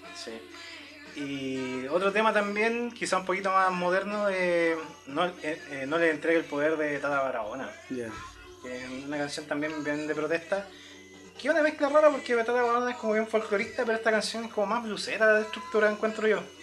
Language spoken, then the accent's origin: Spanish; Chile